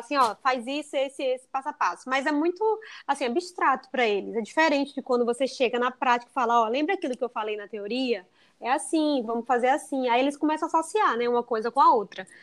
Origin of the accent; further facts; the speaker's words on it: Bahia, Brazil; also born or lived in United States; só que eu sou da Bahia